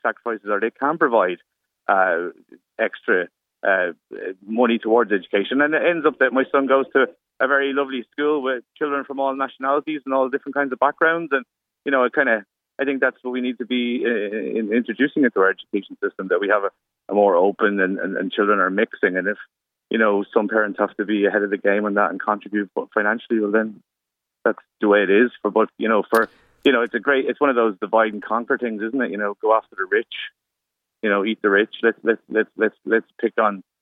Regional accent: Dublin, Leinster, Ireland; I come from Ballyfermot in West Dublin

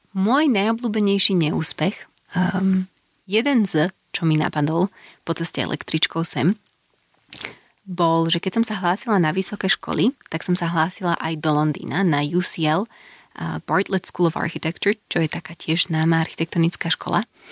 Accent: Slovakia; moved away as an adult; also born or lived in Glasgow, United Kingdom / Copenhagen, Denmark; now in Bratislava, Slovakia; odišla som zo Slovenska, keď som mala čerstvých 18, žila som mimo vyše 7 rokov

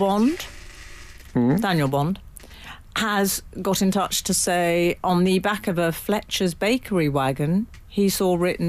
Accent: London, United Kingdom; me growing up in North London

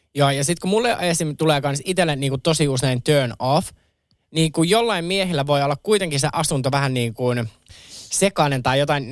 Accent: Kerava, Uusimaa, Finland; mä nuoruuteni vietin Keravalla

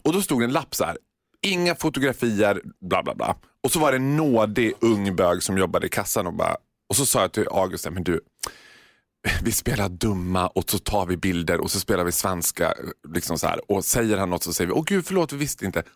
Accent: Sweden

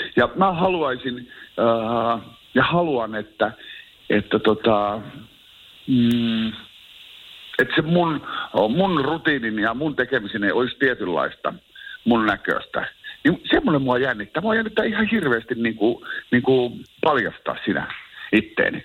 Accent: Oulu, North Ostrobothnia, Finland; oon Oulusta kotosi ja syntynyt siihen

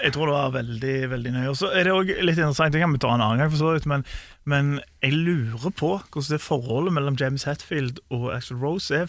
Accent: Norway; vi er nordmenn

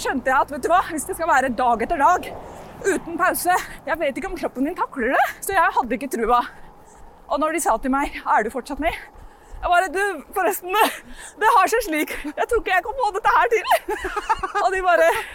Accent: Norway; also born or lived in London, England

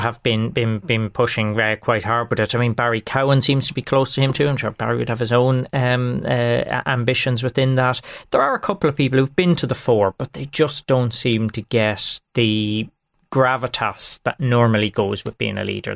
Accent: Longford, Leinster, Ireland; I'm from Langford, and Langford is everything to me

